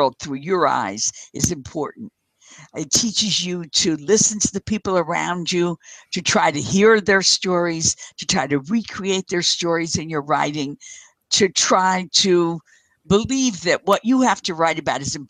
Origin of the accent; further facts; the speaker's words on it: Paterson, New Jersey, United States; grow up on 17th Street in Paterson, New Jersey